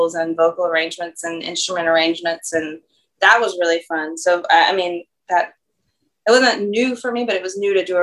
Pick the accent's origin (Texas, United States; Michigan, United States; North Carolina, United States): North Carolina, United States; moved away as an adult; now in Louisiana, United States; I didn't grow up speaking French I'm from North Carolina originally and came here in 2006